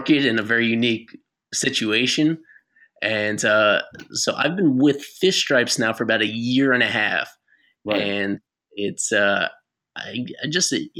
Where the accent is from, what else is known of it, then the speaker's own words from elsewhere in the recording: New York, United States; moved away as an adult; also born or lived in Miami; I'm originally from New York, and that's where I'm back now, just outside of New York City